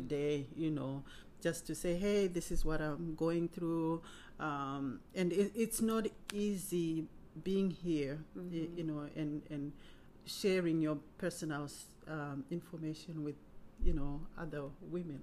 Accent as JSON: {"language": "English", "country": "Zimbabwe", "tie": "born or raised there", "moved": "as an adult", "lives_now": "Cincinnati, United States", "said": "I was born in Zimbabwe and migrated to America in 1998. Um, moved to Cincinnati and have been here since then"}